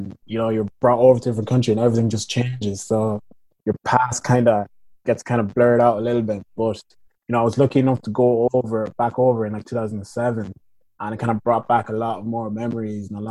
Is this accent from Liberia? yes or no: yes; Liberia; now in Westmeath, Ireland; I'm originally from Liberia